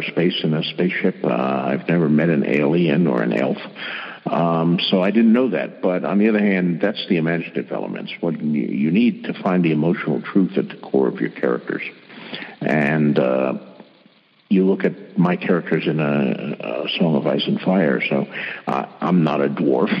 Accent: Bayonne, New Jersey, United States; I was born and raised in Bayonne, New Jersey

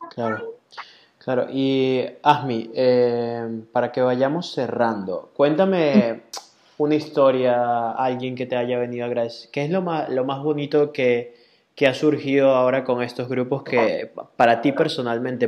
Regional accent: Venezuela; moved away; así somos todos los venezolanos

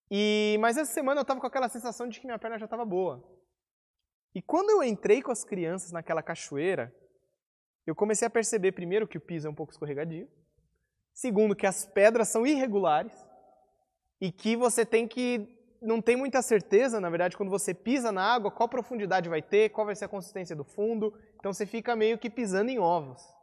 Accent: Brazil; also born or lived in interior of São Paulo; now in Curitiba, Brazil

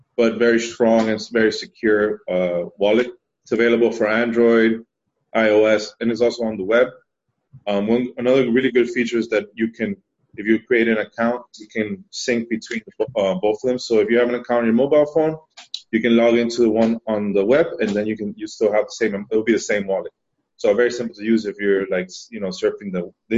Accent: Miami, Florida, United States; moved away as an adult; also born or lived in Spain; now in Amsterdam, Netherlands; I'm Spanish, but I grew up in Miami

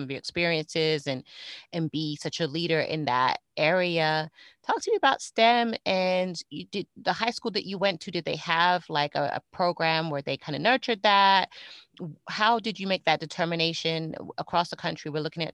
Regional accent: Fort Lauderdale, Florida, United States; also born or lived in Miami, Florida; my home state of Florida. Actually, I'm in South Florida

